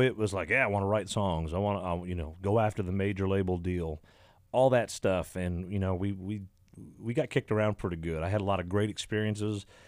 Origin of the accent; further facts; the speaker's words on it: Exeter, Ontario, Canada; Stephen Township is where I grew up